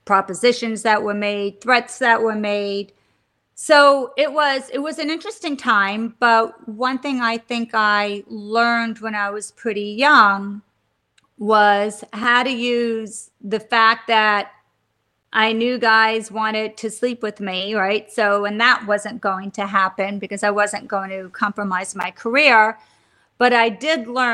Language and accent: English; Stony Brook, New York, United States; now in New York City, United States; I grew up on Long Island in Stony Brook.